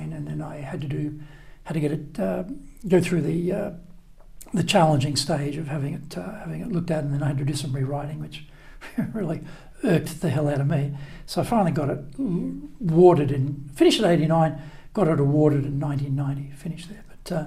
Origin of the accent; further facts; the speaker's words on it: Brisbane, Queensland, Australia; moved away as an adult; also born or lived in Isisford, Australia / Osaka, Japan / Nagoya, Japan; now in Tokyo, Japan; Brisbane, my hometown